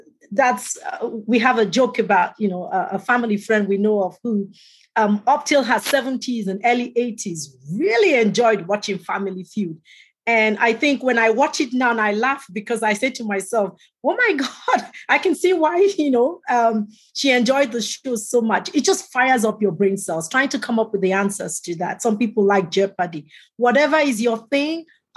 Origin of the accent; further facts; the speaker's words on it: Canada; I'm a Canadian